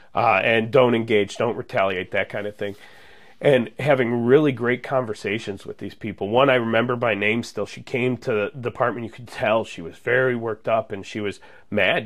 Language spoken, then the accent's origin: English; Munster, Indiana, United States; moved away as an adult; also born or lived in Georgia; I grew up in Munster